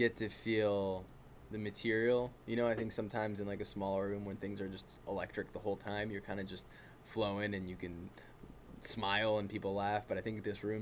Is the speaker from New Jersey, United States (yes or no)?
yes; New Jersey, United States; also born or lived in New York; I'm from North